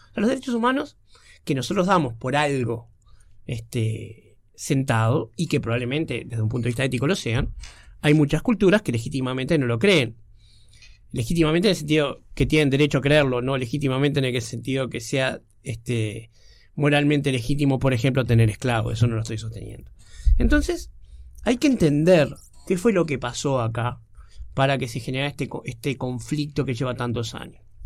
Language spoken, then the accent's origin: Spanish; Uruguay; nosotros como uruguayos somos bastante europeomentales